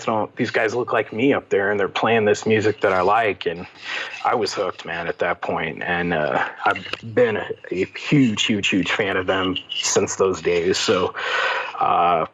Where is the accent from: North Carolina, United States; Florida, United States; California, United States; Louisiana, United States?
California, United States; Victorville; also born or lived in Pekin, Illinois; So I grew up in Victorville. And so that's about 20 miles from San Bernardino, Inland Empire